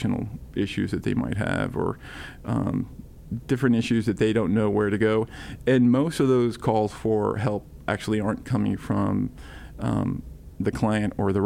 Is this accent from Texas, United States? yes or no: no; Illinois, United States; also born or lived in San Juan, Puerto Rico; now in Rock Hill, United States; So I grew up in the Quad Cities and on the Illinois-Iowa border.